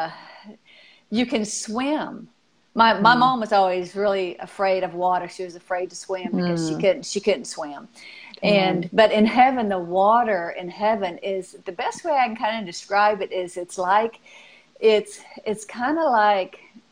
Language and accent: English; Arkansas, United States; I'm from Arkansas